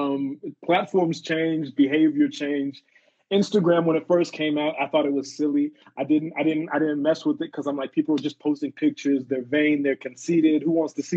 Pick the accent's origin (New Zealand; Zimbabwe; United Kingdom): Zimbabwe; moved away; also born or lived in South Africa; I'm originally from Zim, and we started Twimbos up in Zim